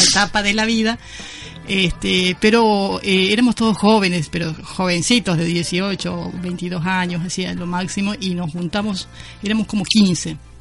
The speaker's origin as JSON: {"language": "Spanish", "country": "Paraguay", "moved": "yes", "lives_now": "Córdoba, Argentina", "said": "Soy paraguaya, hace 32 años que estoy acá en Córdoba."}